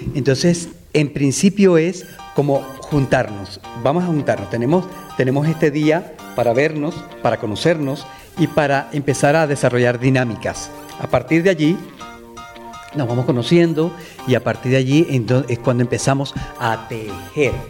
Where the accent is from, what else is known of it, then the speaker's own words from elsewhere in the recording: Venezuela; moved away; also born or lived in United States; venezolano, eh, emigré a Estados Unidos